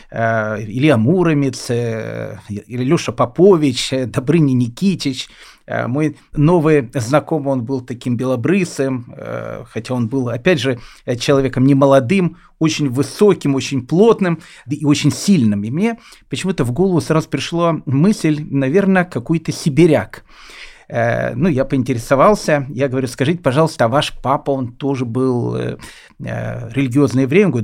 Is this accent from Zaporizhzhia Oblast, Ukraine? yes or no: no; Kyiv, Ukraine; У меня спросили, откуда я приехал. Я сказал, что я приехал из города Киева.